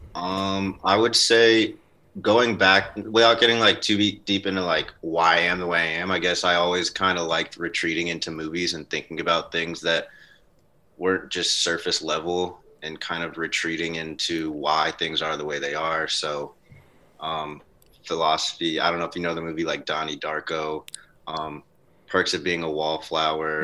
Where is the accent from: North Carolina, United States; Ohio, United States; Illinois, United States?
North Carolina, United States; me coming out of North Carolina. I spent a lot of time outside